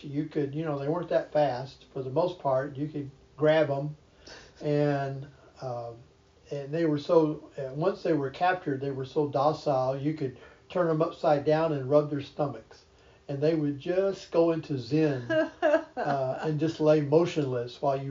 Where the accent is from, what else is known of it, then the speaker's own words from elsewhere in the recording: North Texas, United States; as a child growing up in North Texas, my brother and I, always hunting out the horned toads